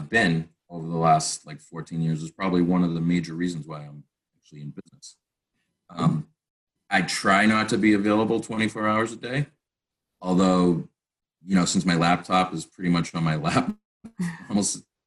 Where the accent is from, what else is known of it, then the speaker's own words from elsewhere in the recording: Massachusetts, United States; I started off in Massachusetts. It's my home state